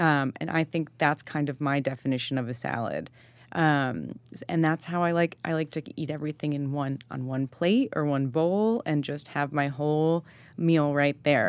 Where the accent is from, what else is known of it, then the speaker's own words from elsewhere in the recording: Shelter Island, New York, United States; I grew up on Shelter Island